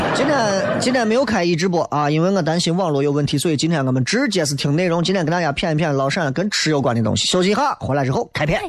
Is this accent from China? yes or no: yes; Shaanxi, China; 我们陕西人是怕不辣，这不辣吗？